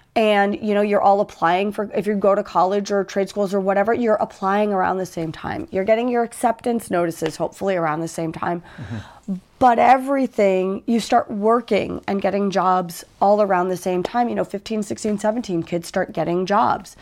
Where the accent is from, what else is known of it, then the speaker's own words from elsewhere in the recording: United States; I'm from the States